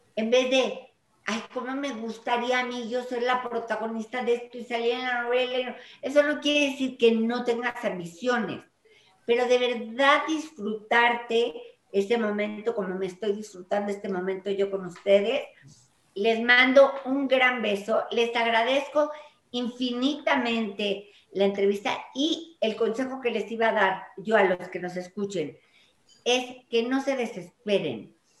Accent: Mexico; yo nací en México y amo a México con todo el corazón

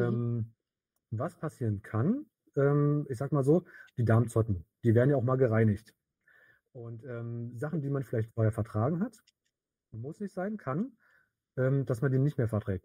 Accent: Berlin, Germany; komme aus Berlin

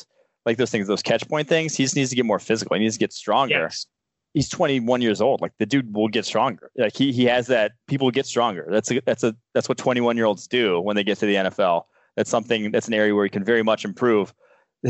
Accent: Milwaukee, Wisconsin, United States; I'm from Milwaukee

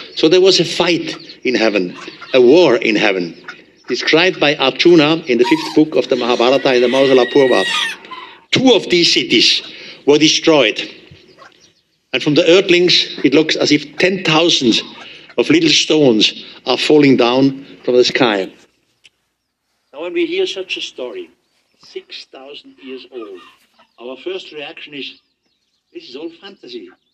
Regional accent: Switzerland; accent: heavy German accent; English is a second language

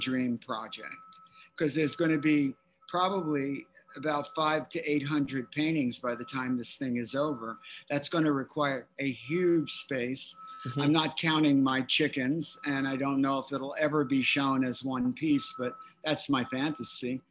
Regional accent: Philadelphia, Pennsylvania, United States; moved away; I'm from Philly

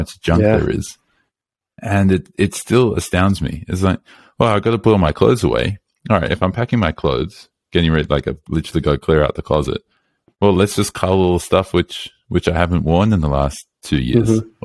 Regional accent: Australia; I'm from Australia. I'm not in the US

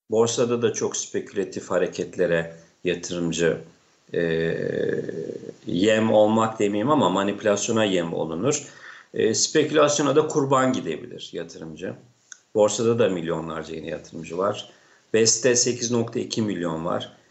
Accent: Çayeli, Rize Province, Turkey; Ben Rize Çayeli'liyim. Ee, Çayeli'nde 5-10 tane e, mali müşavir vardır.

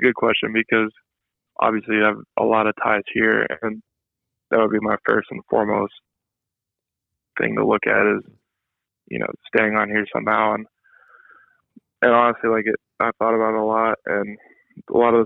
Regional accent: Oregon, United States; moved away; also born or lived in Ohio; Well, I lived in Ohio for only 3 years, from 2010 to 2013. So I grew up in Oregon

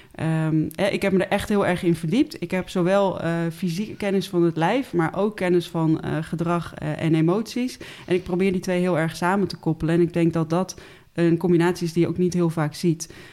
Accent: Den Helder, North Holland, Netherlands; moved away as an adult; now in Utrecht, Netherlands; ik ben opgegroeid in Den Helder

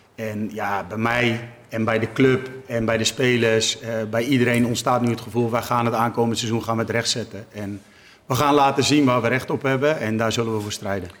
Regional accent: Utrecht, Netherlands; het straatje waar ik ben opgegroeid en waar mijn ouders nog steeds wonen

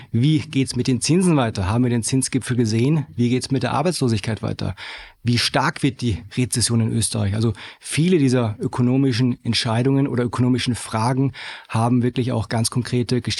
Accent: Germany; moved away as an adult; now in Vienna, Austria; ich bin gebürtiger Deutscher.

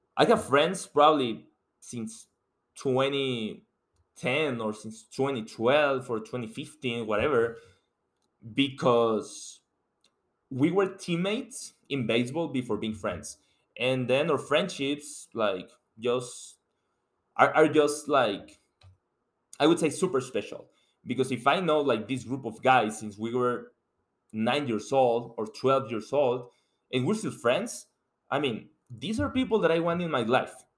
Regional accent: Mexico; English is a second language; moved away as an adult; now in United States; I'm coming from Mexico, and you can tell by my accent that English is not my first language.

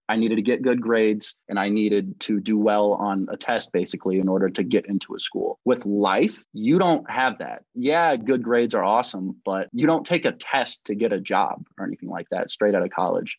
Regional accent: Michigan, United States; moved away as an adult; also born or lived in Texas; growing up in Michigan

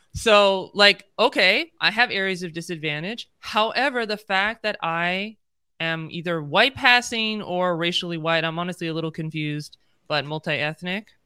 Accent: United States; I'm, you know, born and raised in the United States

